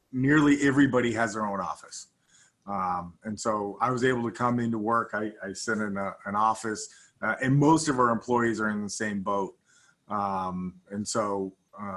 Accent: Los Angeles, California, United States; also born or lived in Dallas, Texas / New Zealand; came back to the United States and lived in Los Angeles essentially my whole life, short of when I went to university. I had what I thought was a pretty normal childhood. I lived in Southern California

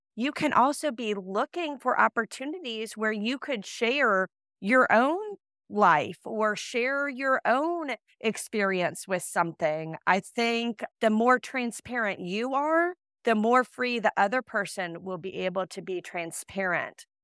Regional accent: Iowa, United States; moved away as an adult; also born or lived in Illinois / Saint Louis; I'm from Iowa, I was going to school in Illinois

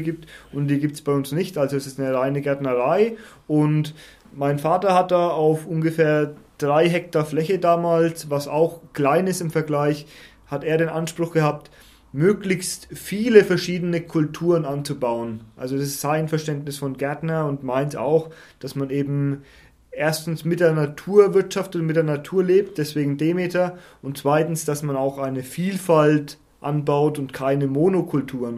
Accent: Schwarzach am Main, Bavaria, Germany; Ich komme aus einem schönen ländlichen Ort namens Schwarzach. Da gibt es diese ganz berühmte Benediktiner, Benediktinerabtei

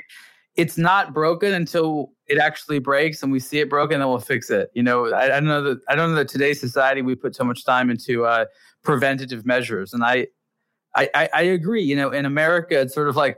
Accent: Los Angeles, California, United States; my hometown

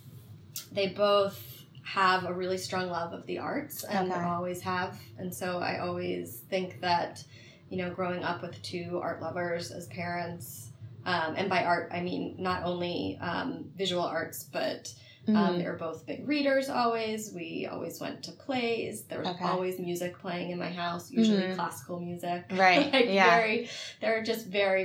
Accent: Philadelphia, Pennsylvania, United States; now in San Francisco, United States; So I grew up in Chestnut Hill, which is in Philadelphia

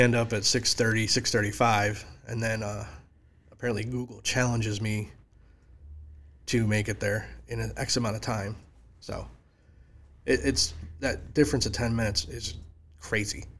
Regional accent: near Syracuse, Upstate New York, United States; moved away as an adult; also born or lived in Flemington, New Jersey; now in Springfield, United States; I was born in Jersey, and my dad got, uh, hired in a company in, uh, Fulton, New York. We moved to New York. So I moved to New York when I was ten. So most of my life was in New York.

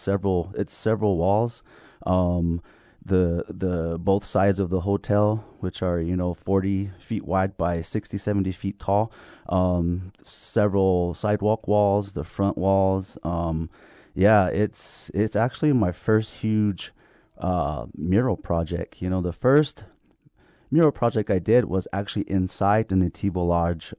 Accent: Jemez Pueblo, New Mexico, United States; that's where I was born, or after I was raised up in Jemez

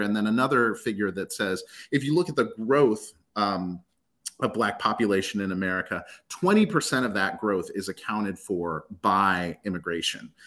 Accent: United States; also born or lived in Ethiopia; I was raised and born, you know, raised and educated here in the U S

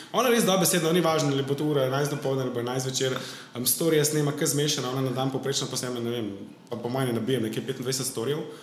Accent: Slovenia; vsi mi Slovenci smo res pač tako zadrti narod

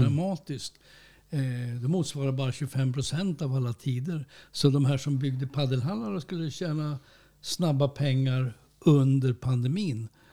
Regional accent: Norrbotten County, Sweden; som norrbottning

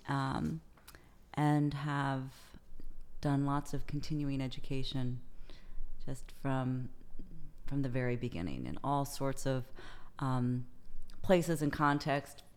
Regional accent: Prince George's County, Maryland, United States; also born or lived in Colorado Springs, Colorado / Towson, Maryland / Paris, France; I moved to, uh, Southern Maryland, Southern Prince George's County, when I was in elementary school. And, uh, went to middle school, high school, and, uh, Prince George's County, Maryland

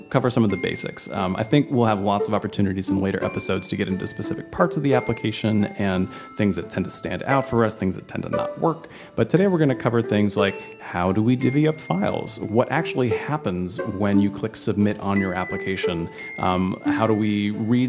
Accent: Georgia, United States; moved away as an adult; now in Connecticut, United States; I grew up in Georgia

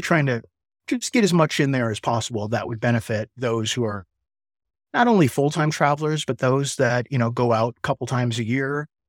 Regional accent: Chicago, Illinois, United States; moved away as an adult; also born or lived in Asheville, North Carolina; I'm from Chicago originally

